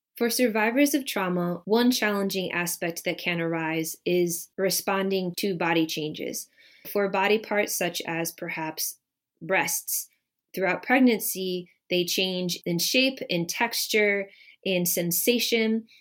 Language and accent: English; Midwest, United States; moved away as an adult; also born or lived in Bay Area, California; now in Michigan, United States; I was born and raised in the Midwest and spent the last about twelve and a half years living in the Bay Area of California and only recently moved back to Michigan